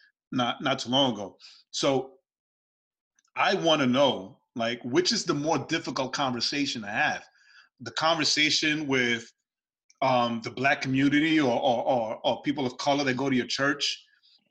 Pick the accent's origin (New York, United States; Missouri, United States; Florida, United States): New York, United States; New York City; Growing up in New York. But being raised where I was raised in New York City